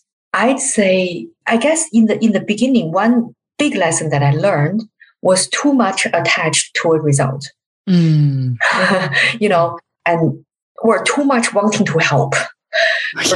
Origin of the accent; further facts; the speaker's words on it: China; I'm from China